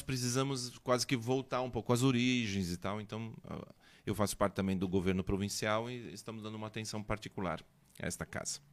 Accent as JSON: {"language": "Portuguese", "town": "São Bento do Sul", "region": "Santa Catarina", "country": "Brazil", "tie": "born or raised there", "moved": "yes", "said": "Eu sou de São Bento"}